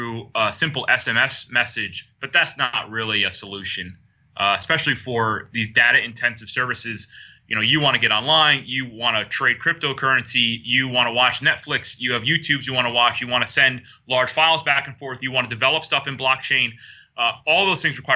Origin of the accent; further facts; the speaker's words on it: upstate New York, United States; moved away as an adult; now in Bermuda; where I was growing up as a kid, I was kind of in the outskirts in the boondocks in upstate New York